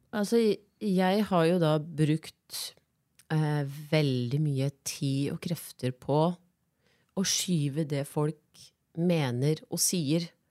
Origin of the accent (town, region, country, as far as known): Biri, Innlandet, Norway; also born or lived in Gjøvik